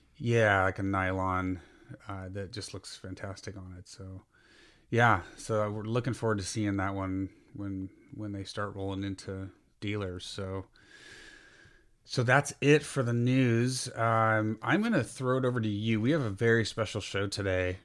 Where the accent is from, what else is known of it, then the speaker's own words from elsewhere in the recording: Burlingame, California, United States; I spent a lot of my childhood in downtown Burlingame